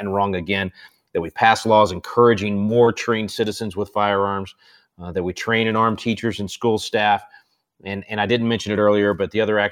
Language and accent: English; Texas, United States; I'm Texan